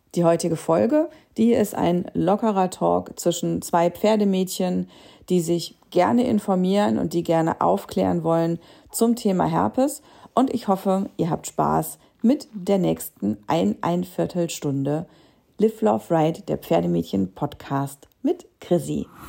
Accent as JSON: {"language": "German", "region": "Hesse", "country": "Germany", "said": "Wir kommen aus der gleichen Region in Hessen"}